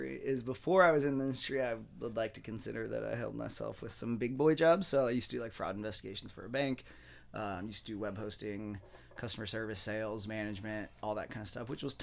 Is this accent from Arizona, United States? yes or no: yes; Apache Junction, Arizona, United States; now in Mesa, United States; I grew up out in Apache Junction, dude. Like, I'm a desert rat